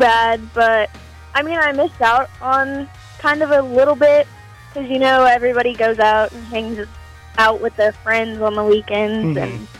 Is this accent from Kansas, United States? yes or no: yes; Dighton, Kansas, United States; So I am from Dighton, Kansas, and I am 18 years old